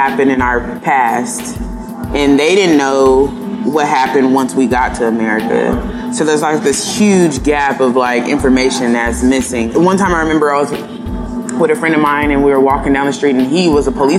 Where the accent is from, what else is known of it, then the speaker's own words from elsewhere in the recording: San Diego, California, United States; growing up in San Diego, there's a lot of East Africans here